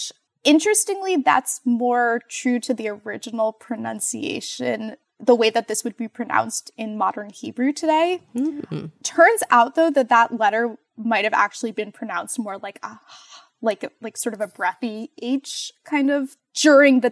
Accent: Montclair, New Jersey, United States; moved away as an adult; also born or lived in Rhode Island / Baltimore, Maryland; now in Cincinnati, United States; I grew up in New Jersey, in Montclair, New Jersey, which is a town about 12 miles from New York City

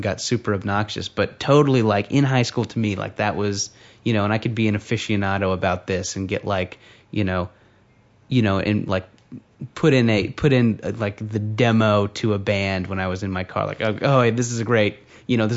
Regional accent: Orange County, California, United States; I grew up in Orange County

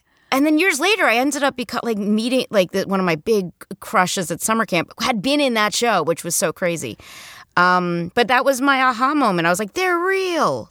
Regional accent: New Jersey, United States; moved away as an adult; also born or lived in New York; I grew up in Jersey, then I lived in New York and did, like, theater for a long time

